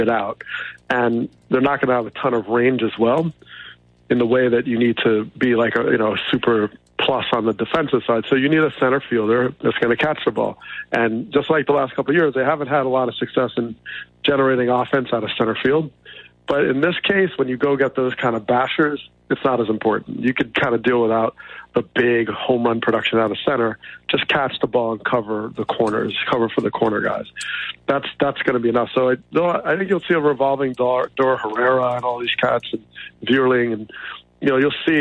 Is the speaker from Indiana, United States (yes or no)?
no; outside of New York, United States; I grew up outside of New York